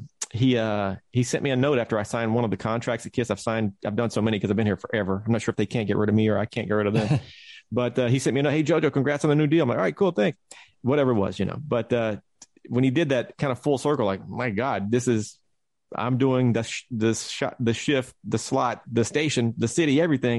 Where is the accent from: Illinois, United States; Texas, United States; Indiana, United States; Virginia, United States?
Texas, United States; moved away; growing up in Texas